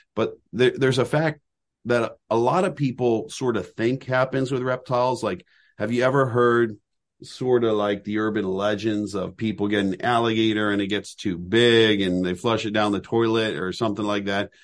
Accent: Southern California, United States; now in Lancaster County, Pennsylvania, United States; where I grew up in Southern California

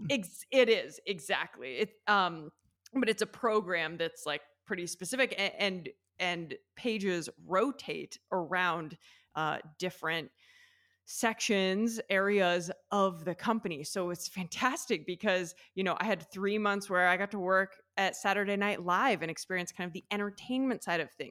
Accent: Athens, Ohio, United States; moved away as an adult; also born or lived in New York City; now in Italy; I'm from the Midwest. I'm from a small town in Ohio, Athens, Ohio

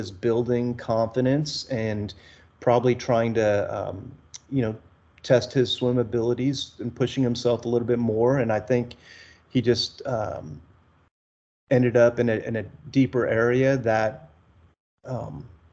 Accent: South Texas coast, United States; My wife and I, we grew up in the South Texas on the coast

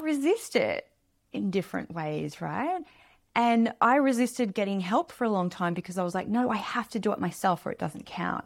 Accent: Australia; I grew up in Australia in a small town, a small beach town

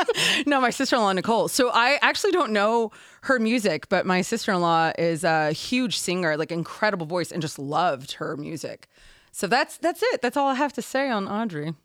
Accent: Houston, Texas, United States; I'm from Houston

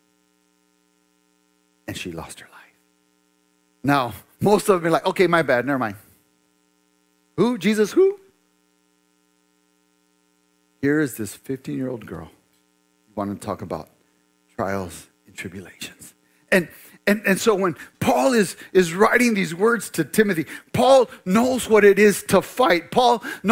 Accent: United States; most of us as American believers, American Christians

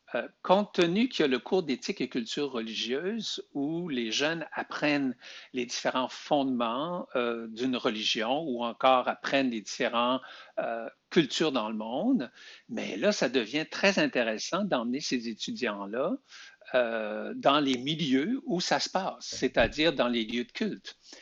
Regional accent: Beauce, Quebec, Canada; moved away as an adult; now in Montreal, Canada; je suis natif de la Beauce

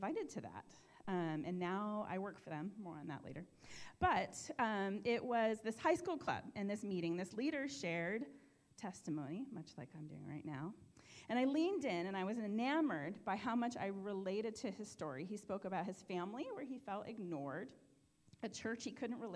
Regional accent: Bellevue, Washington, United States; I grew up in Bellevue, Washington, and my family of seven had everything

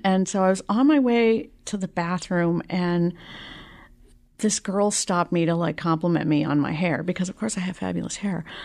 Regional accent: Boston, Massachusetts, United States; also born or lived in South Shore / Jamaica Plain; now in Malden, United States; I was actually born in Jamaica Plain

